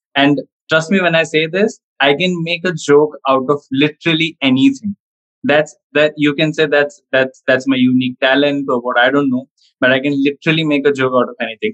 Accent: India; being Indian, we have to focus on studies more

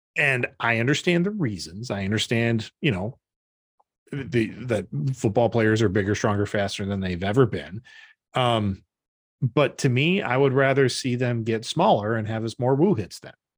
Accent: Brodhead, Wisconsin, United States; moved away; go down to my hometown

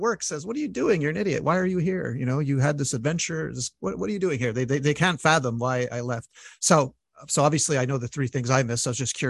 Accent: Montreal, Quebec, Canada; reason I stayed almost 10 years because I'm from Montreal. You know how cold it gets here.

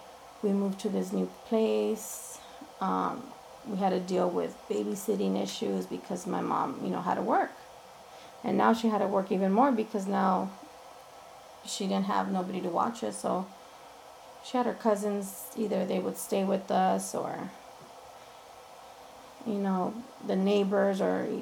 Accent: Los Angeles, California, United States; I was born and raised in East LA. Went to First Street School, went to Hollenbeck for a year. Parents got divorced when I was 13, so then I moved to this side of town, to City Terrace side.

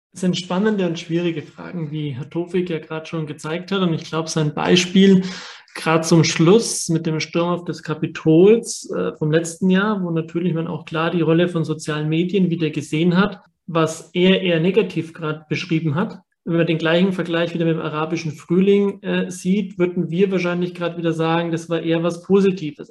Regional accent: Germany; bei uns in Deutschland

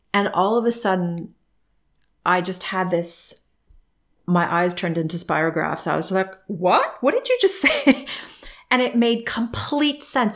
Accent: Canada; moved away; growing up in Canada

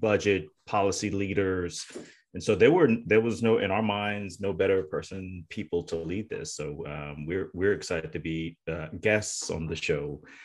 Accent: Tennessee, United States; moved away as an adult; also born or lived in North Carolina; now in Massachusetts, United States; I'm from the South, born in North Carolina, uh, raised in Tennessee, and moved up to Massachusetts

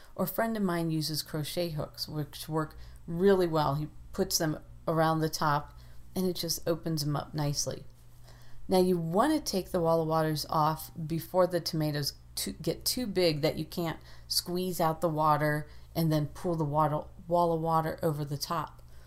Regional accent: Ohio, United States; moved away; Growing up in Ohio, we planted peas on St. Patrick's Day

